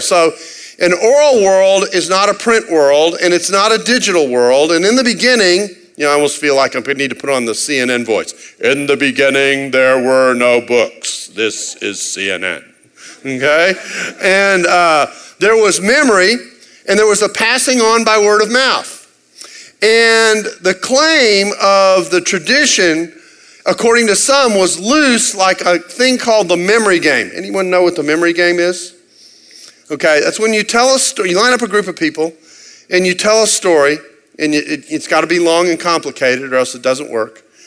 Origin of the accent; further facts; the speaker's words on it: Texas, United States; I'm from Texas